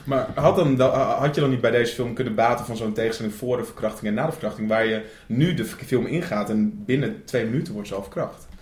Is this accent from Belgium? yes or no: no; Netherlands; wij als Nederlanders